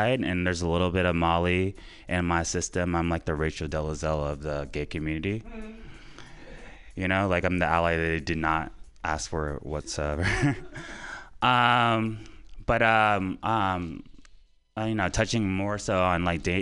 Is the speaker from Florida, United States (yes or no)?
yes; Florida, United States; moved away as an adult; now in San Francisco Bay Area, United States; I'm from Florida. Came out here for a young lady, and stayed here 7 years later.